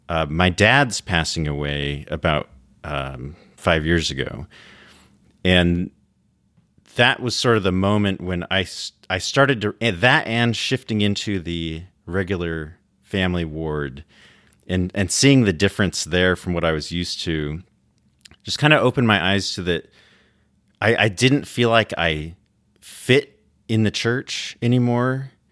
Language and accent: English; Washington, United States; Yeah, so I grew up in Washington State and was born into a Mormon family.